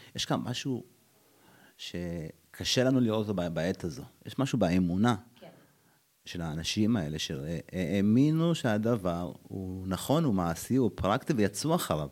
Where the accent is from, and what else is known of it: Addis Ababa, Ethiopia; born or raised there; now in Israel